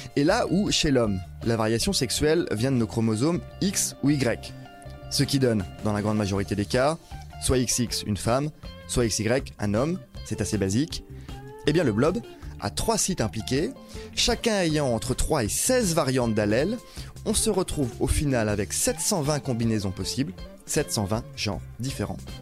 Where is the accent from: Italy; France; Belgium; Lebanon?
France; chez nous, en France